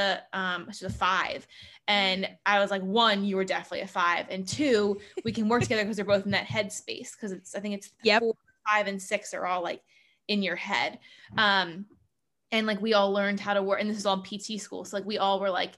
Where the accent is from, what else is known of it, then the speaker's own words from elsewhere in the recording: Howard County, Maryland, United States; growing up in Howard County, Maryland